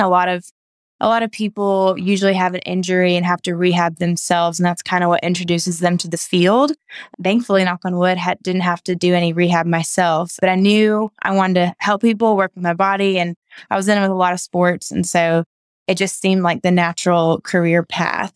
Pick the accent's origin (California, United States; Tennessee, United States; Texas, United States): Tennessee, United States; Knoxville; moved away as an adult; also born or lived in Chattanooga, Tennessee; now in Nashville, United States; I'm from Knoxville, Tennessee, and went to school in Chattanooga